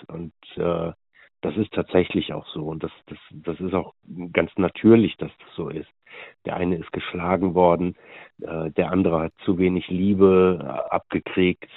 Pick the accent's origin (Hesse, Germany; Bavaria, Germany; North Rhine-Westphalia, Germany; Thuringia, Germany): North Rhine-Westphalia, Germany; Meerbusch; ich komme aus Meerbusch